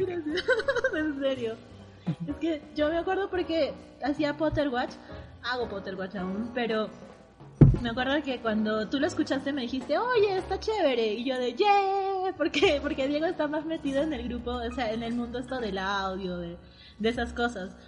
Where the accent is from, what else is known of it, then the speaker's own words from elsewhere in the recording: Arequipa, Peru; soy de Arequipa, de la ciudad blanca de Arequipa, que está al sur del Perú